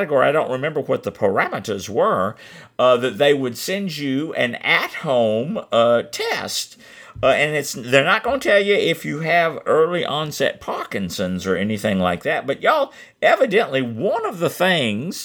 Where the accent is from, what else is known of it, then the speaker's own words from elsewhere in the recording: Atlanta, Georgia, United States; moved away; also born or lived in South Carolina / Ormond Beach, Florida; I was born in Hatlanta and lived several different locations throughout the Hatlanta area